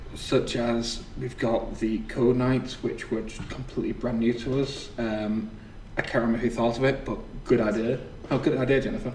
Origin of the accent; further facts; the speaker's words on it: the north of England, United Kingdom; accent: northern; my northern accent